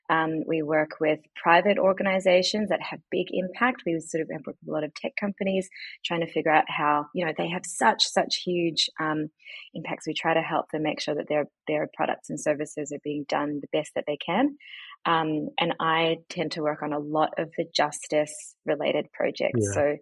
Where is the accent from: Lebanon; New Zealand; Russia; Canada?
New Zealand; moved away as an adult; also born or lived in New York / London; now in Australia; In terms of where I'm from New Zealand originally, or actually I'm Iranian, but raised in New Zealand. And then I moved to Australia in 2005 to study law.